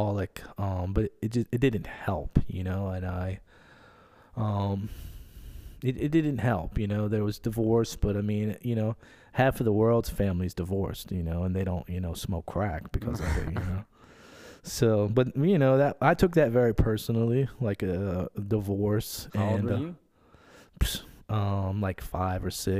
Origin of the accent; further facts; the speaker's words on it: Metairie, Louisiana, United States; I was born in Metairie